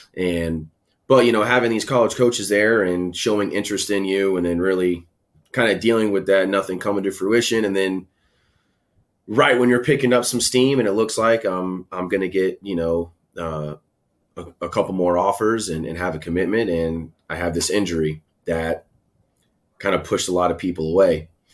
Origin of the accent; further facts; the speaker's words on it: Tampa, Florida, United States; also born or lived in Schenectady, New York; Moved down to Tampa, Florida when I was two, three years old. So I was raised down here in Tampa.